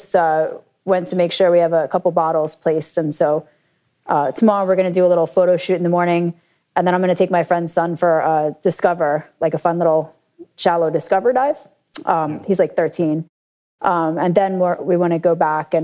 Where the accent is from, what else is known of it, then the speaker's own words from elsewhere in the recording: New Jersey, United States; also born or lived in New York; I grew up in New Jersey